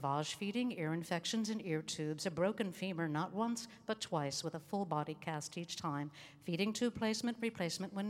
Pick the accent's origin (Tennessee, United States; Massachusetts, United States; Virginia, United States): Massachusetts, United States; Boston; moved away; also born or lived in Brookline, Massachusetts / Hollywood, California; I was born in Brookline, Massachusetts, just outside of Boston, and raised in Boston